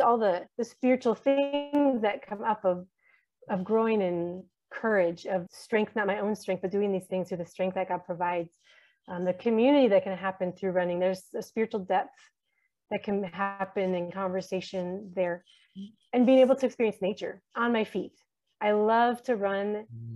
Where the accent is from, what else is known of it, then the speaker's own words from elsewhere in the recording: United States; moved away as an adult; also born or lived in Horn of Africa; now in Djibouti; we're living here as American Christians surrounded by Somali Muslims for so many years